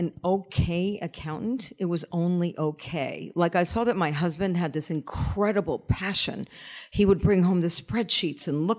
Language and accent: English; Bronx, New York, United States; Well, I would say looking back, it wasn't a pleasant experience. However, when I was living it, it was a perfectly fine experience.